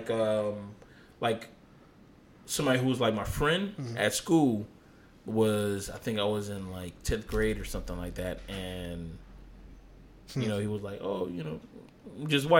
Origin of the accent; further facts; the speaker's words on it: South Florida, United States; I grew up and I was born in South Florida